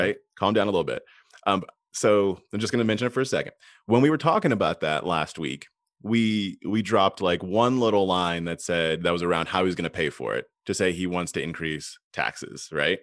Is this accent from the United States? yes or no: yes; United States; as an American